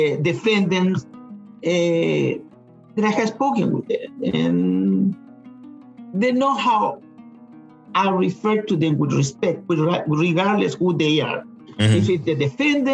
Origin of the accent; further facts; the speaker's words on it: Chile; English is a second language; now in Georgia, United States; I'm originally from Chile